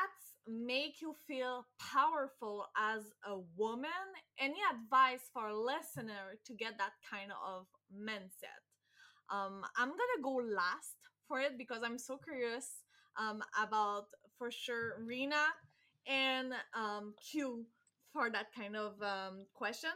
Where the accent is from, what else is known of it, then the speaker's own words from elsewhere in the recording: France; accent: French; English is a second language; my French accent